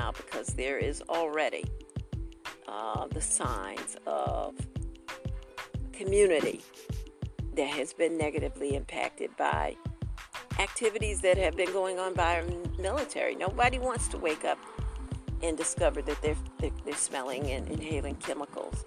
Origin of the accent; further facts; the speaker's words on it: Detroit, Michigan, United States; also born or lived in Aiken/Barnwell area, South Carolina; now in Aiken, United States; I'm from Detroit